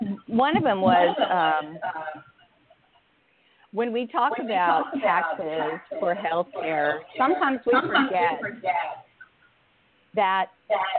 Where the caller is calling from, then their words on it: Oregon, United States; I'm in Oregon right now.